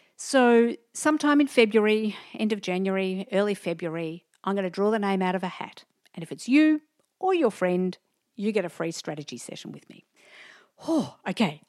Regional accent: Diamond Creek, Victoria, Australia; also born or lived in Melbourne / Thornbury; I grew up in Diamond Creek.

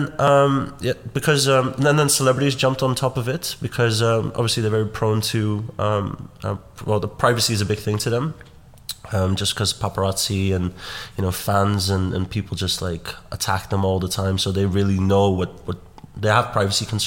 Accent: Netherlands; moved away as an adult; also born or lived in New York / Los Angeles; now in London, United Kingdom; Born and raised in Holland. I've been in London for the last 15 years.

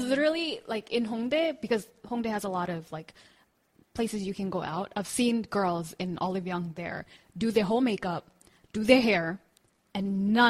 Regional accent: United States; moved away as an adult; now in South Korea; Where I'm from in the U.S., I've never heard of one-day classes, like pottery, flower making.

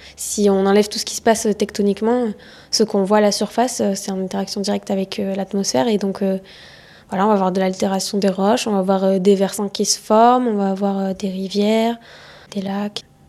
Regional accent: Soustelle, Occitania, France; moved away as an adult; now in Plateau de Saclay, France; Je suis originaire du sud de la France, plus particulièrement à une heure de Nîmes, un tout petit village de 100 habitants

